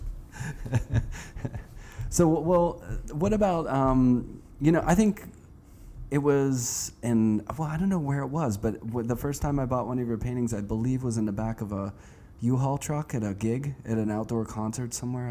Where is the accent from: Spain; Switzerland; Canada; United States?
United States; Pittsburgh, Pennsylvania; I'm from Pittsburgh. I grew up there